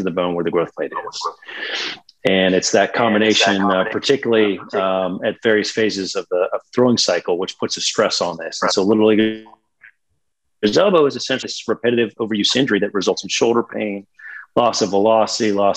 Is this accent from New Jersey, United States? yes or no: no; Pittsburgh, Pennsylvania, United States; moved away as an adult; also born or lived in Virginia / Charlotte, North Carolina / Birmingham, Alabama; originally born and raised in Pittsburgh, Pennsylvania